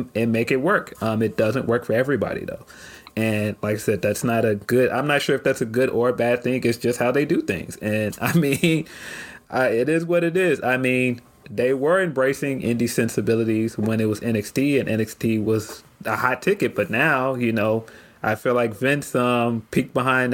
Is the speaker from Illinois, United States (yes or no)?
yes; Chicago, Illinois, United States; my hometown